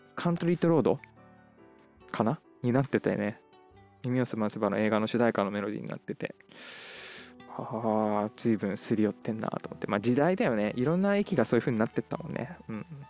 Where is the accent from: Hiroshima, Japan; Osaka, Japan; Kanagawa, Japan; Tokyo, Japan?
Tokyo, Japan; Tama; 僕が生まれ育ったね地元、えーと、京王線の成績桜ヶ丘